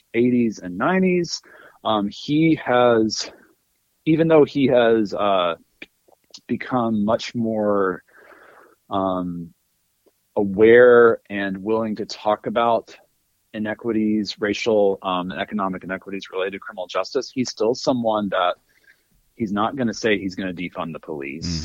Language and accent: English; North Alabama, United States; moved away as an adult; also born or lived in Illinois / North Carolina; now in Boston, United States; originally from Alabama. I grew up in North Alabama